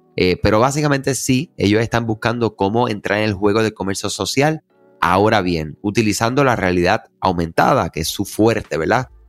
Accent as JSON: {"language": "Spanish", "country": "Puerto Rico", "said": "los que somos de Puerto Rico"}